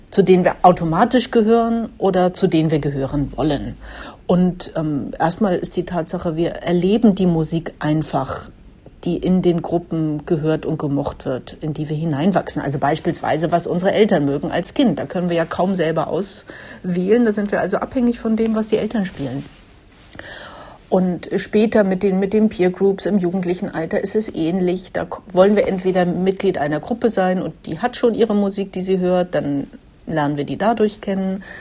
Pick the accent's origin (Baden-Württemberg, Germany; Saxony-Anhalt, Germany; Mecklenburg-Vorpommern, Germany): Mecklenburg-Vorpommern, Germany; komme aus Mecklenburg